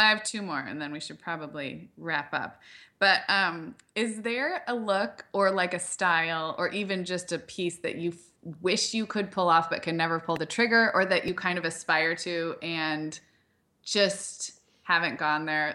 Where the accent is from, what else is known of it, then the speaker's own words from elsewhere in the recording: Santa Barbara, California, United States; moved away; also born or lived in Chicago; I grew up in Santa Barbara where there's, like, there was, like, a good grunge and, like, vintage scene